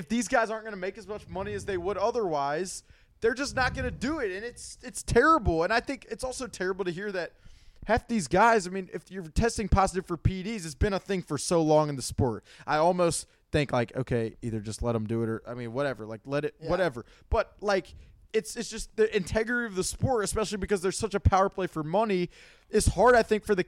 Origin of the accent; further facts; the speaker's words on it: Alabama, United States; I'm from Alabama